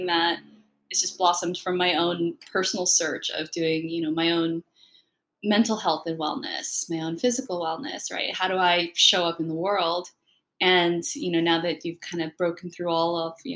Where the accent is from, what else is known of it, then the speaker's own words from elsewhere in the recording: San Francisco, California, United States; first language Spanish; English is a second language; also born or lived in Concord, California / Michigan; I was born and raised in San Francisco in the Bay Area